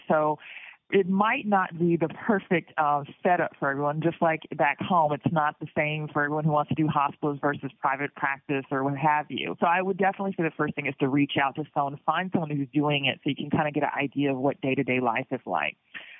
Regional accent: Atlanta, Georgia, United States; also born or lived in Houston, United States; I am American board certified. Did all my training in the United States, and I am originally from Atlanta, Georgia.

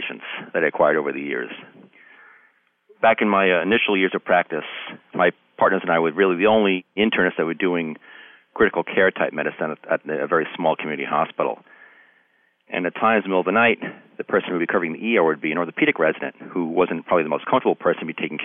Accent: Long Island, New York, United States; now in New Hartford, United States; I grew up on Long Island

